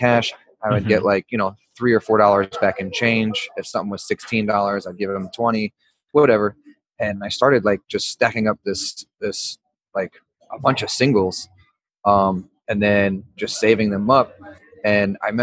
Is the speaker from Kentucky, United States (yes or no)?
yes; Louisville, Kentucky, United States; now in Brooklyn, United States; I grew up in Louisville, Kentucky